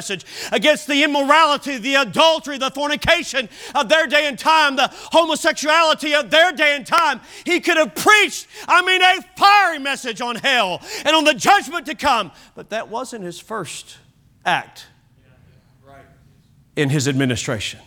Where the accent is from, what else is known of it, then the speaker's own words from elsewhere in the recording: United States; I am an American. I am thankful to be an American. I was born in America